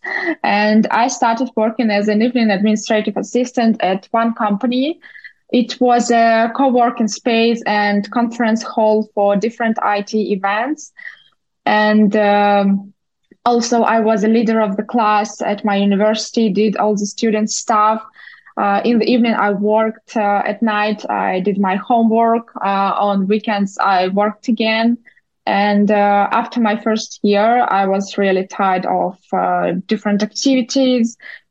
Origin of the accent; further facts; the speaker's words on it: Moscow, Russia; moved away as an adult; also born or lived in Moldova; now in New York City, United States; Originally, I'm from Moldova. I was born there, but in my childhood, my parents decided to move to Russia. So I grew up in Moscow